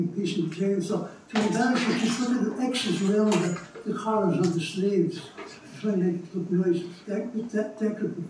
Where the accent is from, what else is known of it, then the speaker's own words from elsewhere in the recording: Dublin, Leinster, Ireland; Growing up on Bishop Street